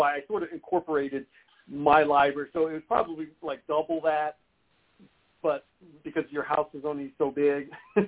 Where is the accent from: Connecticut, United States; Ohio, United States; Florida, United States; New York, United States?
Ohio, United States; Columbus; growing up in Ohio is kind of almost, you know, you're born with it, especially Columbus, Ohio